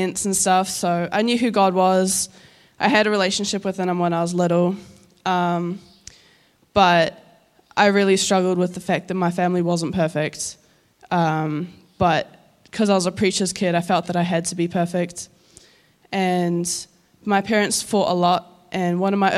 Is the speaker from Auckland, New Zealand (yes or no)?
yes; Auckland, New Zealand; also born or lived in Northland; I'm from Northland, but I grew up in Auckland.